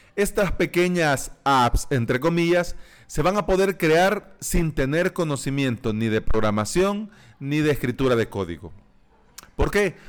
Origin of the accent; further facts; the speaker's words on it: El Salvador; aquí en mi país, en El Salvador, en el tercer mundo, en Centroamérica